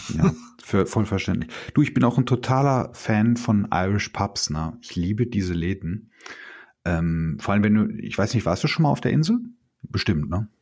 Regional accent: Bochum, North Rhine-Westphalia, Germany; Ich bin in der Hustadt äh, bin ich aufgewachsen

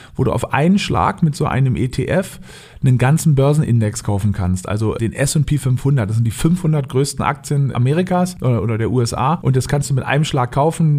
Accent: Berlin, Germany; moved away; also born or lived in Norderney, Lower Saxony; Bin ursprünglich Berliner, aufgewachsen in Berlin äh, und auf Norderney, das liegt in Ostfriesland

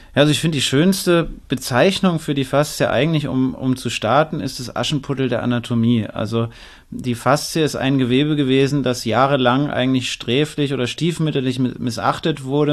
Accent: Northern Germany, Germany; also born or lived in Frankfurt; now in Klagenfurt, Austria; Ich bin eigentlich Norddeutscher, dann, das ist schon ein anderer Schnack, wie wir sagen

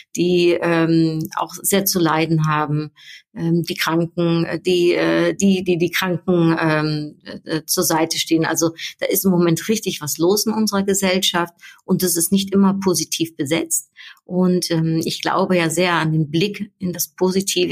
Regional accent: Netherlands; now in Düsseldorf, Germany; Ich bin ja Niederländerin und ich bin jetzt schon so lang nicht mehr in meiner Heimat gewesen

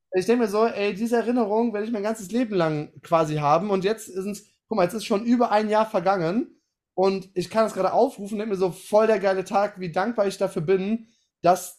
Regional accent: Aachen, North Rhine-Westphalia, Germany; ich komme ja aus Aachen, ist ja um die Ecke

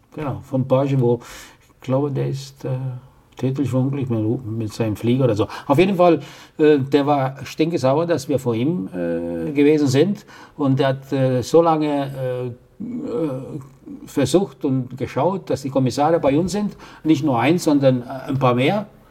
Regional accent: Italy; als Italiener

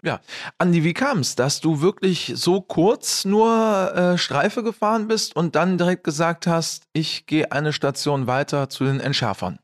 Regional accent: Bergisches Land, North Rhine-Westphalia, Germany; ich bin ja auch im Wald groß geworden. Also ich komme ja aus dem Bergischen Land

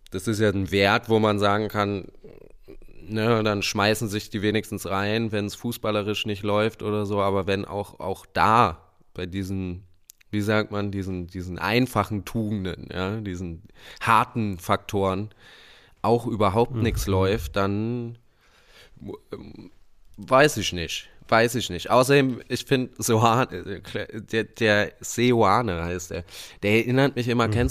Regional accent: Berlin, Germany; Also ich muss echt sagen, ich auch als Berliner nicht so leicht zu sagen

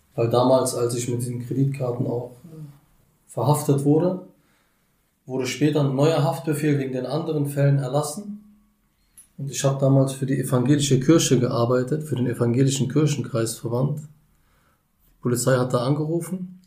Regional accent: Berlin, Germany; Ich bin in Berlin geboren. Ja. Im U-Bahn-Krankenhaus 1991

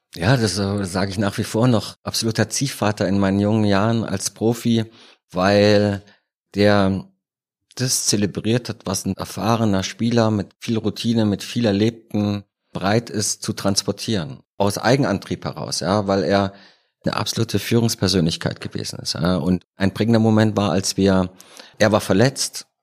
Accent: Rhineland, Germany; moved away as an adult; also born or lived in Cologne; now in Munich, Germany; Als Rheinländer in München

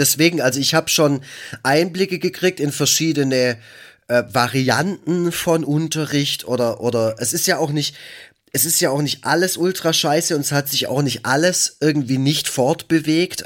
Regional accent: Black Forest, Baden-Württemberg, Germany; ich komme aus dem Schwarzwald

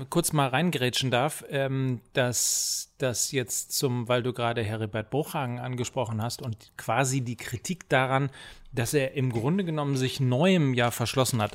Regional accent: Germany

